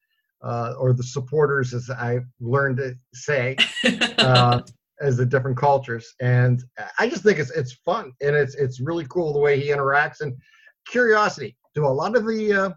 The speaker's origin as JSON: {"language": "English", "region": "Northeast Ohio", "country": "United States", "said": "I'm a Northeast Ohio guy here"}